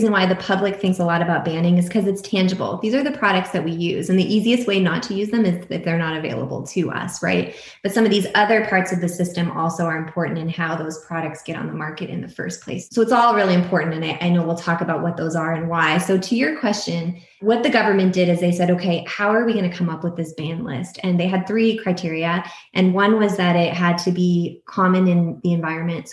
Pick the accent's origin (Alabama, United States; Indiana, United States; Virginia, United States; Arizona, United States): Arizona, United States; Tucson; now in Toronto, Canada; I grew up in Tucson, Arizona